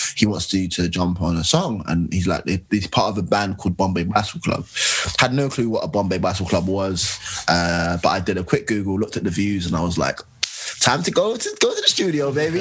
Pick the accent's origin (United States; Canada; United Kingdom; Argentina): United Kingdom; London; me being a Londoner